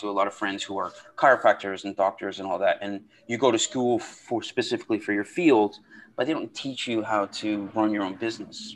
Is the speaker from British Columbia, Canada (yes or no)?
no; outside of Toronto, Ontario, Canada; I grew up in outside of Toronto